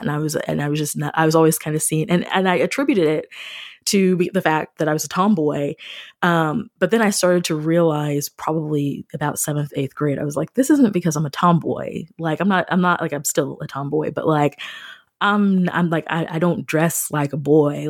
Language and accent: English; Missouri, United States; moved away as an adult; also born or lived in Springfield, Missouri / Fredericksburg, Virginia; I grew up outside of Kansas City